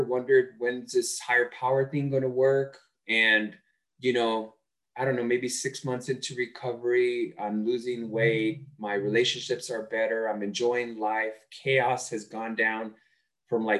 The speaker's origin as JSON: {"language": "English", "town": "Los Angeles", "region": "California", "country": "United States", "tie": "born or raised there", "said": "I grew up in East Los Angeles."}